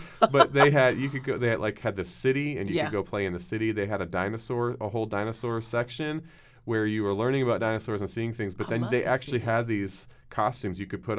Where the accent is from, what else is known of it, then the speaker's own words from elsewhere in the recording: United States; born there; Yeah, I'm a Canadian. I'm the firstborn American in my entire family. I was American